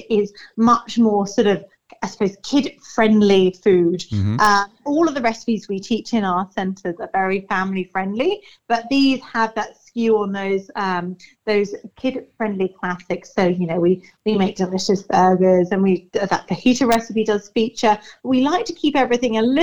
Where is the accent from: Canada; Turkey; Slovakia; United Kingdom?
United Kingdom; England; now in Ipswich, Australia; I'm English